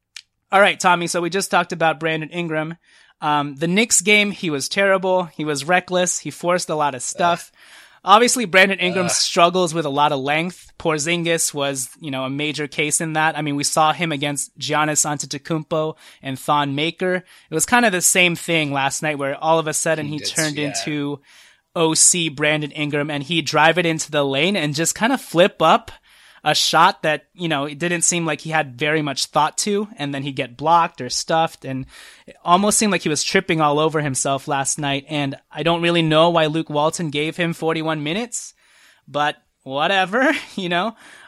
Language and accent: English; Trinidad & Tobago; born there; Fun fact, I was born in Trinidad and Tobago.